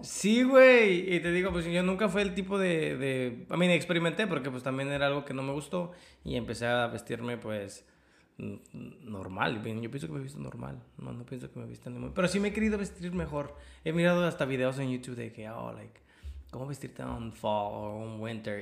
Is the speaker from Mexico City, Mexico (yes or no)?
yes; Mexico City, Mexico; also born or lived in Austin, Texas; now in United States; yo soy de ciudad, güey. Yo soy del DF.